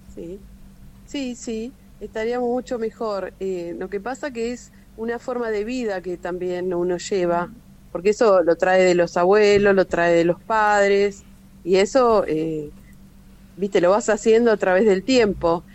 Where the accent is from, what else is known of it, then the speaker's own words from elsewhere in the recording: Junín, Buenos Aires Province, Argentina; yo soy de acá de Junín, de la ciudad de Junín